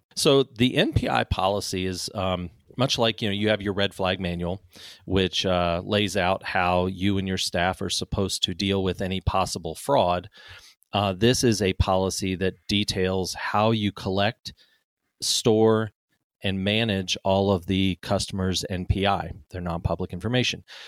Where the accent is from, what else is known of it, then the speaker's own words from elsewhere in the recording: Cape Town, Western Cape, South Africa; now in United States; I grew up in Cape Town, South Africa.